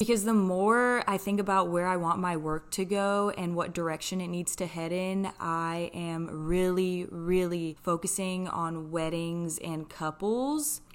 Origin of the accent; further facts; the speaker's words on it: Houston, Texas, United States; also born or lived in Switzerland; I'm from Houston, Texas, but I'm originally born in Switzerland